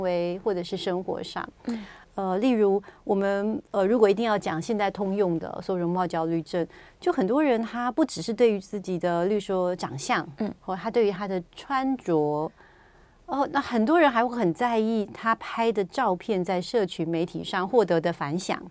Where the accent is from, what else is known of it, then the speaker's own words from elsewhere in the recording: Taiwan; 我们台湾人，有时候不是每天出门去都会化妆